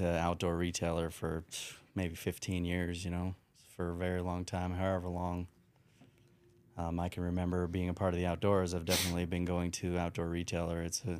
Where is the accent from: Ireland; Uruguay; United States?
United States; Salt Lake City, Utah; born there; also born or lived in Rancho Cucamonga, California; So, born in Utah.